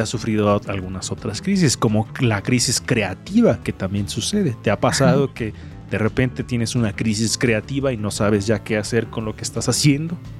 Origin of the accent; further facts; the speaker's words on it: Mexico; soy mexicano